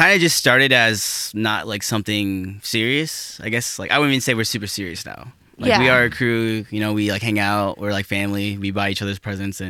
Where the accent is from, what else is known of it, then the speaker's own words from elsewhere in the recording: South Dakota, United States; moved away as an adult; now in Milwaukee, United States; I'm from South Dakota.